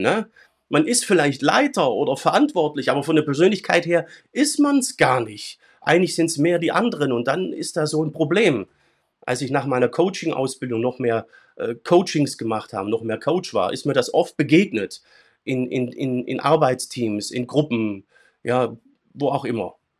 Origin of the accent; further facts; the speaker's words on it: Swabia, Germany; in meinem schwäbischen Kulturkreis, wo ich herkomme